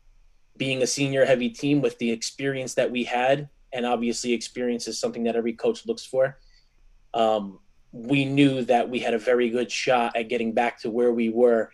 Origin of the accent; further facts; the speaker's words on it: Garfield, New Jersey, United States; also born or lived in Lodi, New Jersey; I was from Garfield growing up, and I transferred to Lodi sophomore year in high school